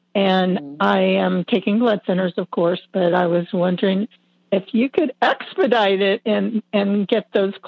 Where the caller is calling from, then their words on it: Melbourne, Florida, United States; I'm calling from Florida. Melbourne, Florida.